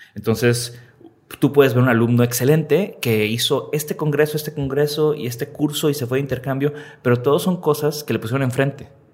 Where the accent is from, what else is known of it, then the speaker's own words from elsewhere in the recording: Tampico, Tamaulipas, Mexico; now in Monterrey, Mexico; hubo la primera computadora en mi casa, allá en Tampico, yo soy de Tampico